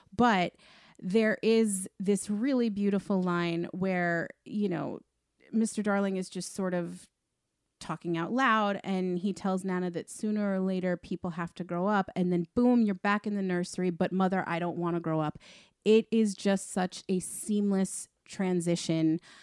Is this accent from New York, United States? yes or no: yes; Long Island, New York, United States; we're all obviously from Long Island